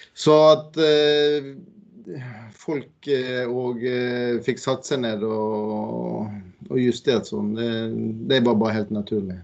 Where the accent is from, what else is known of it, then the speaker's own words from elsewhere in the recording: Bergen, Vestland, Norway; accent: Bergen dialect; now in Eastern Norway, Norway; Jeg kommer jo fra Bergen og bor her på Østlandet